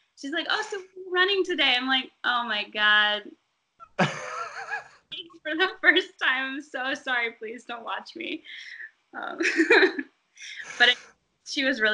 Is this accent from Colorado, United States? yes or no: yes; Boulder, Colorado, United States; I grew up in Boulder, Colorado